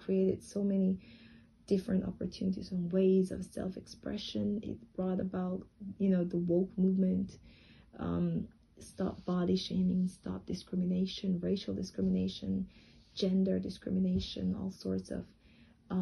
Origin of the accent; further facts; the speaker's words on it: Jamaica; moved away as an adult; now in Tianjin, China; while I was growing up in Jamaica